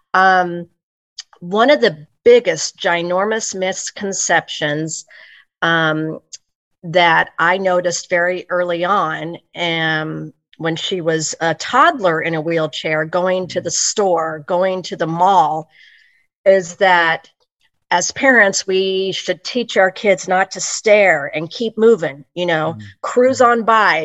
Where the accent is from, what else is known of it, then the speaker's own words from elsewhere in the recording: Olathe, Kansas, United States; while I was born on the Missouri side, on the Missouri side, I have always pretty much resided on the Kansas side mm-hmm. um, from about age two. So I'm in a, a, a pretty good sized suburb of Kansas City, Kansas called Olathe